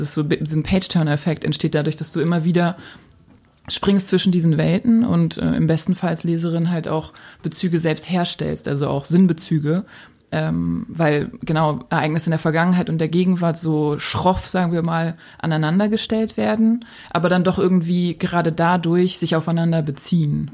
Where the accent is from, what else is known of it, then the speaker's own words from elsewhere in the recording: Berlin, Germany; ich bin als Jugendliche in Berlin natürlich so sehr ähm, verwöhnt aufgewachsen